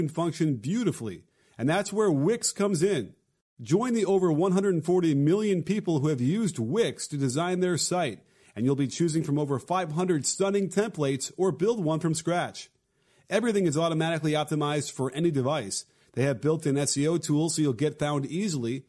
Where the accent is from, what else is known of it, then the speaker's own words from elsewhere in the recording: Chicago, Illinois, United States; I grew up in Chicago